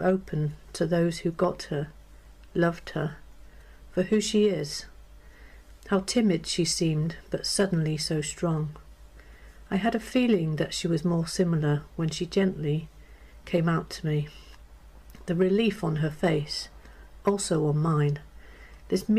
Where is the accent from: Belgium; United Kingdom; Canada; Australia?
United Kingdom; North Wales; now in Hampshire, United Kingdom; I'm from North Wales, but now I live in Hampshire.